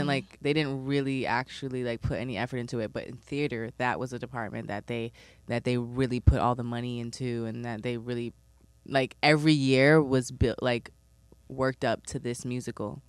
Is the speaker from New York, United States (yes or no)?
yes; New York City, New York, United States; I'm from East Flatbush